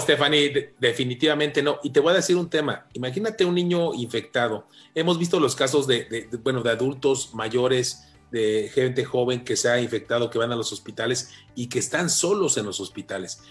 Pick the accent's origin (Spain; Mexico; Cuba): Mexico; como mexicano